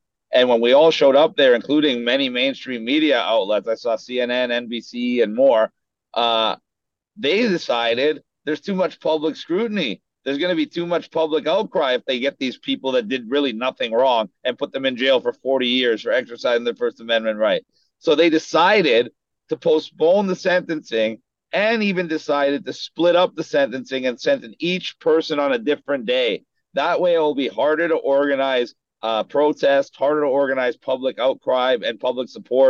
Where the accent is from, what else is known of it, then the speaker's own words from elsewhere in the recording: Canada; now in United States; I came from Canada into the U.S., and I'm going to be in the U.K. in a couple weeks.